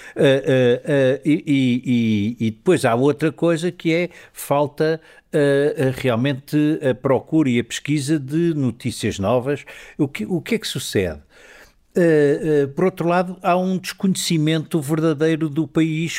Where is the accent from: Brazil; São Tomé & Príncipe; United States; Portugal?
Portugal; mainland Portugal; eu não sou madeirense